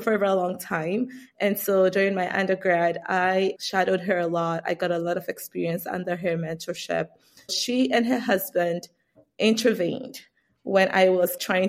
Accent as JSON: {"language": "English", "country": "Ghana", "tie": "born or raised there", "moved": "as an adult", "lives_now": "United States", "said": "I grew up in Ghana, West Africa, and I immigrated to the United States for college. So right after high school, I moved to the United States."}